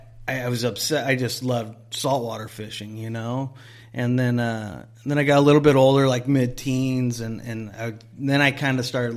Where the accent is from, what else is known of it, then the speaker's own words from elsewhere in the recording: Huntington Beach, California, United States; Huntington Beach. So I'd fish like Huntington Central Park, or if I can make the truck, I'd go up to not that far, but to Mile Square Park.